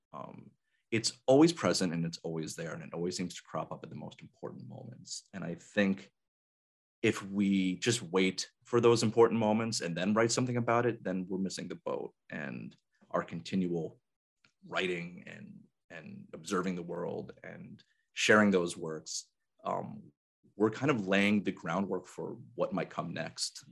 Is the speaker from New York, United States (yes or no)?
yes; Albany, New York, United States; born or raised there; moved away as an adult; also born or lived in San Antonio, Texas